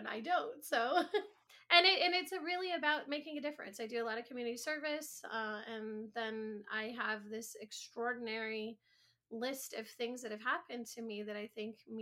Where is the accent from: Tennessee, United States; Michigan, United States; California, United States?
Michigan, United States; now in Miami, United States; I actually am originally from Michigan